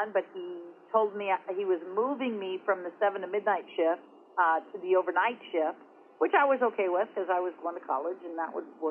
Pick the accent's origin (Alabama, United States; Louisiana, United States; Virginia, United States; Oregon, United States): Oregon, United States; Oregon coast, United States; raised on the Oregon coast, small area, small town